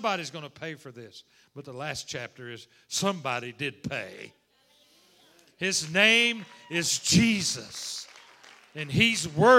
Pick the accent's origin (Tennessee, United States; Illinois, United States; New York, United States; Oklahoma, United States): Oklahoma, United States; moved away as an adult; now in Texas, United States; I was born and raised in Oklahoma, and lived in Texas the last 26 years